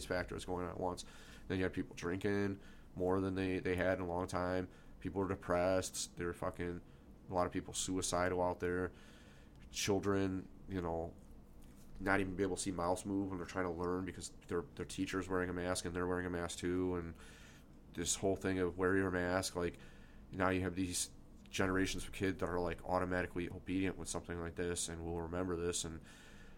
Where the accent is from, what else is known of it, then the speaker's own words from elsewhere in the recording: United States; as an American